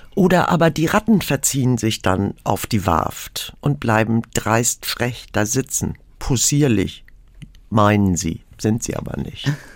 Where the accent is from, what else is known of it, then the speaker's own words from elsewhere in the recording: Pellworm, Schleswig-Holstein, Germany; now in Hallig Hooge, Germany; Ich bin nicht auf Huge aufgewachsen, sondern auf Pellworm, also auf der Nachbarinsel